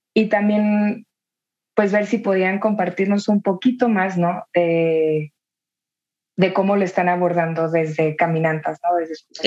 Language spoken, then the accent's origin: Spanish; Tijuana, Baja California, Mexico; yo soy de Tijuana y para mí también, pues la realidad de la migración estuvo muy presente desde, desde chica